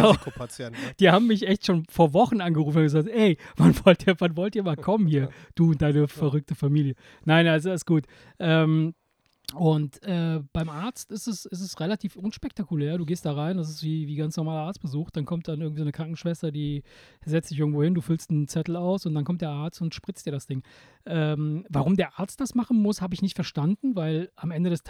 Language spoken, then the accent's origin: German; Italy; moved away; bei uns in Italien, ich, ich erinnere mich als Kind